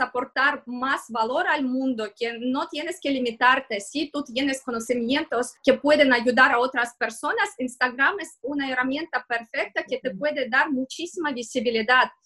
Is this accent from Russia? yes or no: yes; Moscow, Russia; accent: Russian; Spanish is a second language; moved away as an adult; now in Barcelona, Spain; porque como puedes ver por mi acento y se ve que soy rusa, soy de Moscú